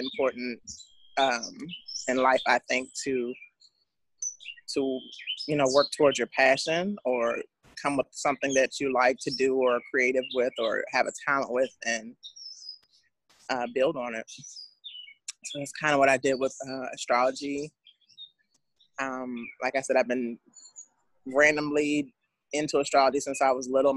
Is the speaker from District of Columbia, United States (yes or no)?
yes; Washington, District of Columbia, United States; moved away as an adult; also born or lived in West Coast; I'm from Washington, D.C. Lived here for 40 years